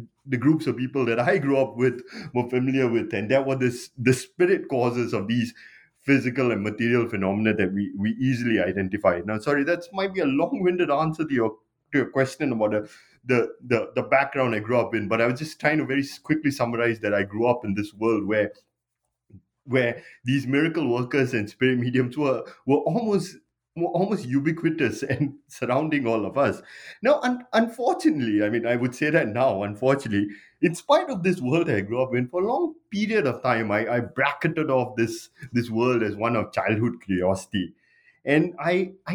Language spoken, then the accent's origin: English; Singapore; I grew up primarily in Singapore.